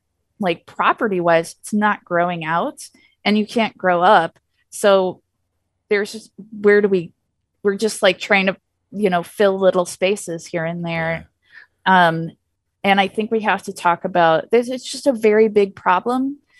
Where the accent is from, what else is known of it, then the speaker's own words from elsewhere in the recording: Illinois, United States; I mean, like I said, I'm from Illinois.